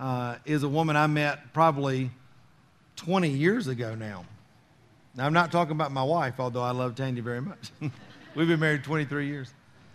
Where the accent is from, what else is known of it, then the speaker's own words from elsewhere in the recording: the South, United States; I'm like from the South